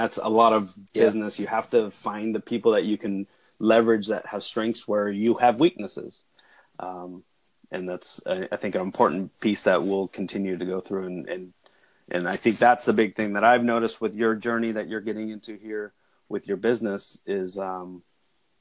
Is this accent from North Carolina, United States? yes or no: no; San Jose, California, United States; also born or lived in Davis, California; now in Salinas, United States; I grew up in the San Jose area, which is a big city